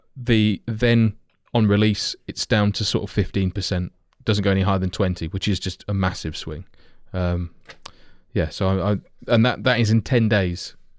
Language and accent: English; Kettering, East Midlands, United Kingdom; being fairly local myself, having been born there, like, my accent belies how I should say it